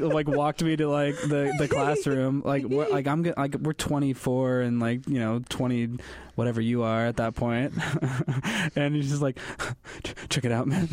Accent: central Illinois, United States; I'm not from California. I'm from, like, the heart of Illinois, like, cornfield towns

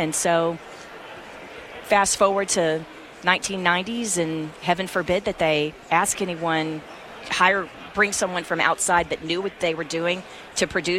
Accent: Dallas, Texas, United States; also born or lived in Galveston, Texas; I grew up in Dallas, originally from Galveston, Texas, but had been in Dallas since fifth grade

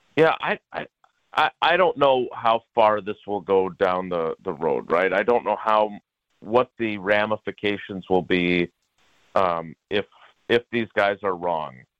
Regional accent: Milwaukee, Wisconsin, United States; growing up on the south side of Milwaukee

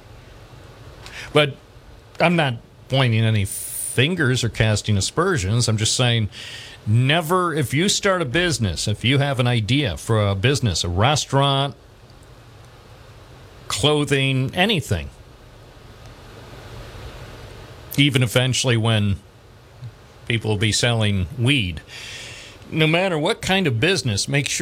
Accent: Endwell, New York, United States; also born or lived in Endicott, New York; as a young lad growing up in Endwell and then later in Endicott

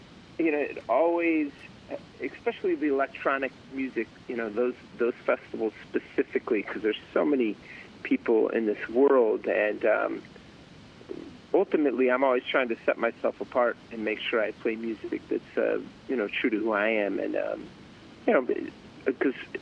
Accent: Chicago, Illinois, United States; now in California, United States; I was a kid growing up in Chicago

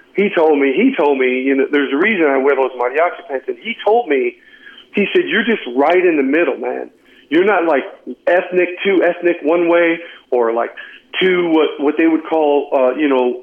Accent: Phoenix, Arizona, United States; also born or lived in Tempe; I grew up in Phoenix, born in Tempe, raised in Phoenix

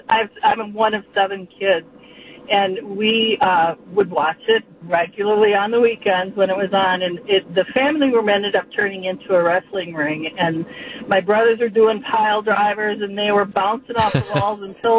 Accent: Southern Mississippi, United States; now in Waukesha, United States; I grew up in Southern Mississippi in the early 70s

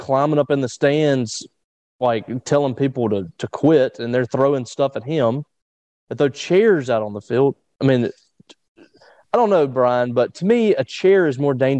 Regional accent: Vicksburg, Mississippi, United States; It's like, we do this all the time growing up in Vicksburg.

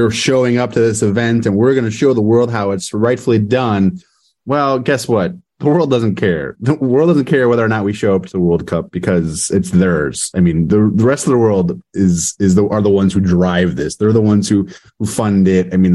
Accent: Chicago, Illinois, United States; moved away as an adult; now in Northwest Indiana, United States; I was born in Chicago.

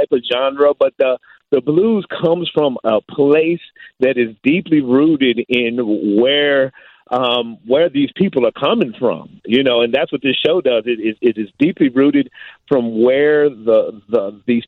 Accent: Virginia, United States; now in Chicago, United States; I'm not from Chicago. I'm originally from Virginia

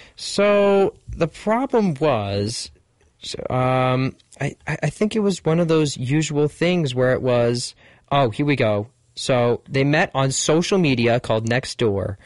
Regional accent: Westfield, New Jersey, United States; there used to be a car wash place I used to go on Rahway Avenue in Westfield, New Jersey.

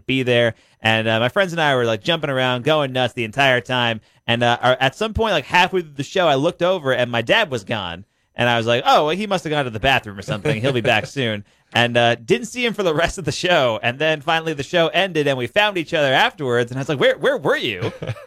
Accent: New York, United States; moved away; I grew up in New York

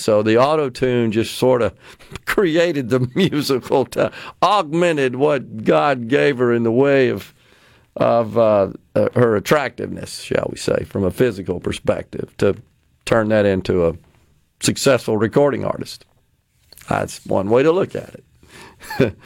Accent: Mississippi, United States; my home state of Mississippi that I love so much

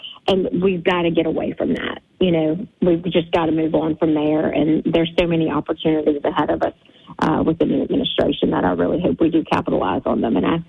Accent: Louisiana, United States; my home state

